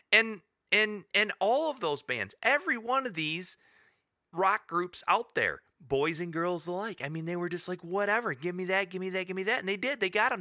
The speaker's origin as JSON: {"language": "English", "region": "Michigan", "country": "United States", "said": "We're, we're all from Michigan"}